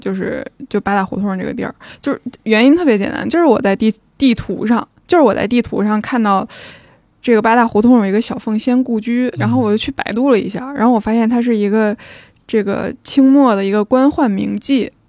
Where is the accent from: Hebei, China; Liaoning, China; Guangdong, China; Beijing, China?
Beijing, China; 我们虽然作为北京人，